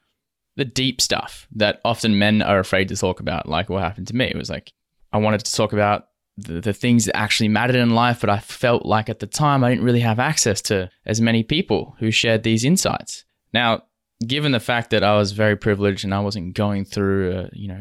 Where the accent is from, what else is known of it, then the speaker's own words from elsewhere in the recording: Western Australia, Australia; also born or lived in Toronto; as a man growing up in Western Australia